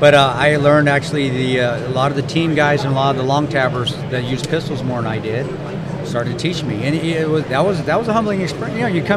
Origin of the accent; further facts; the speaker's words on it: Alamosa, Colorado, United States; also born or lived in Delta, Colorado; We were in Alamosa.